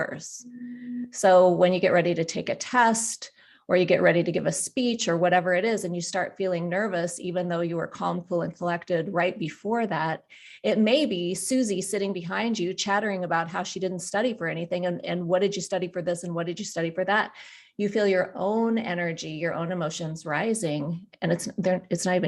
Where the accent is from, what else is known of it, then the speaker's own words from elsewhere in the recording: Black Hills, South Dakota, United States; I'm a South Dakota girl. I grew up in the Black Hills